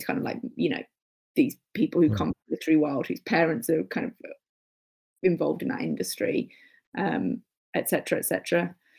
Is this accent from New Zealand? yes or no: no; Birmingham, West Midlands, United Kingdom; because, like, you know, I grew up in Birmingham or whatever, and if it wasn't mainstream, I wasn't really going to hear about it, because it was like before the internet.